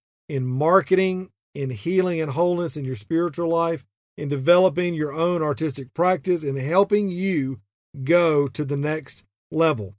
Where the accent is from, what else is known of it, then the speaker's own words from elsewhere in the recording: the South, United States; even though I'm not from Texas, we're still Southern